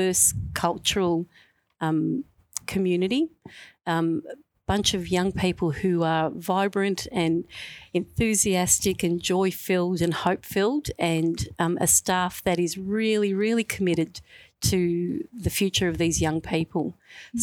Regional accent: Melbourne, Victoria, Australia; I'm a Westie, so I'm a Western Suburbs girl through and through. I grew up first in West Footscray, and then I went to Brooklyn, and then we went to Sunshine

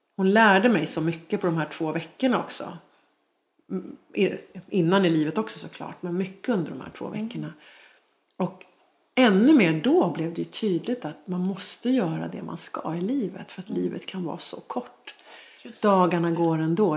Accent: Sweden; also born or lived in Dubai; Så jag föddes i Sverige

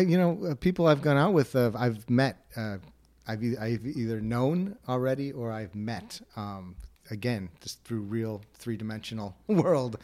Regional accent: Wilmette, Illinois, United States; I grew up in Will Matt, or as the people in Winnetka like to call it, uh, Winnetka for Jews

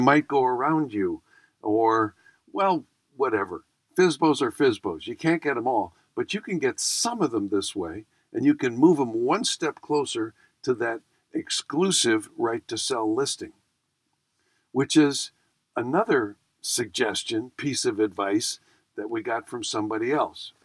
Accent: Buffalo, New York, United States; I grew up in Buffalo, and Buffalo's essentially the Midwest

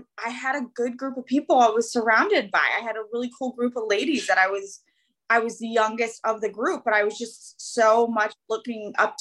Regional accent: Northern Virginia, United States; So I've born and raised here in Northern Virginia my whole life.

